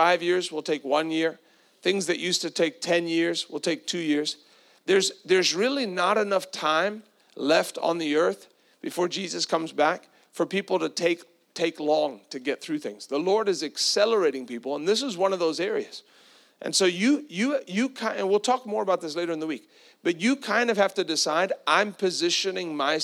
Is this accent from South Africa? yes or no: yes; South Africa; now in Tampa, United States; I grew up with that in South Africa